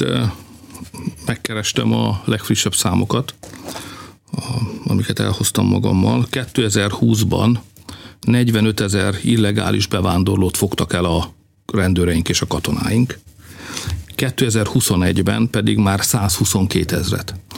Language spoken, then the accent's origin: Hungarian; Hungary; Mi itt élünk, magyarok vagyunk